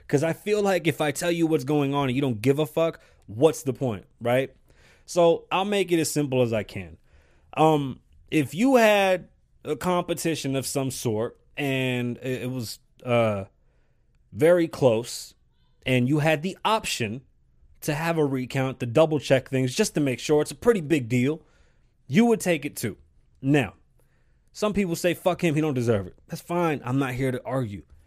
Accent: New York, United States; accent: New York; I'm from New York

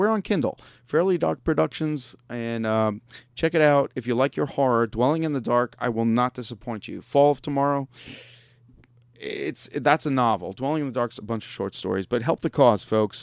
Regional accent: Long Island, New York, United States; now in Pittsburgh, United States; I grew up in New York

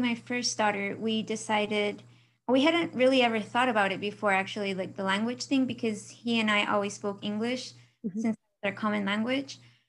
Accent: a border town in Texas, United States; also born or lived in Mexico; I was born in Mexico, but I moved to the United States, obviously, with my family when I was 5 years old, but we moved to a border town. So it was always, you know, it's a bilingual town, basically.

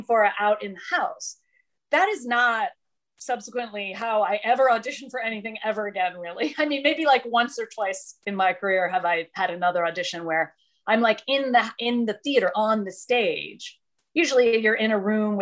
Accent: Detroit, Michigan, United States; moved away as an adult; now in New York City, United States; I had come from Detroit, which was my hometown

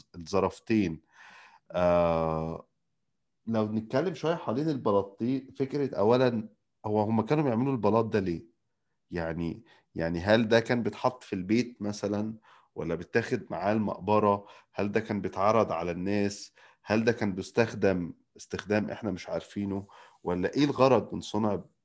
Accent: Nile Delta, Egypt; كدلتاوي اصيل

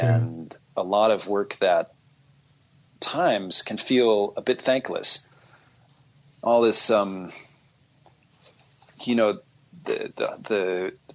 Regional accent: Southern California, United States; growing up in Southern California

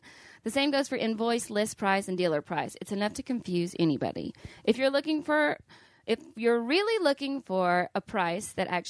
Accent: Missouri, United States; Listen, I'm from Missouri and I hate that you're eating.

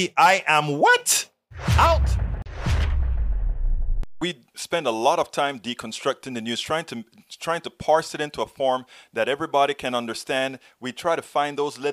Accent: Panama; now in United States; when I was growing up in Panama

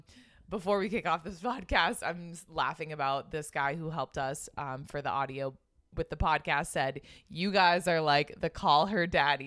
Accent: Boston, Massachusetts, United States; And we are two sisters who, born and raised in Boston.

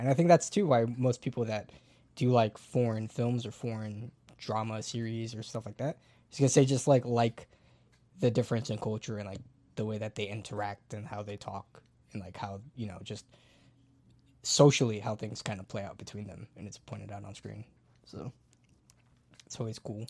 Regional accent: United States; me as an American

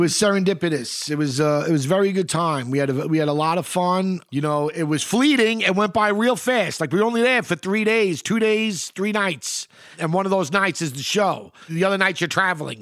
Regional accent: New York City, New York, United States; I grew up reading the Post. I'm from New York. I always read the Post.

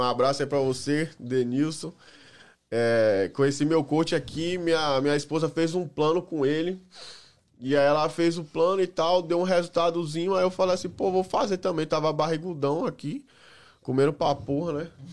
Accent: Salvador, Bahia, Brazil; moved away as an adult; now in United States; Salvador, Bahia

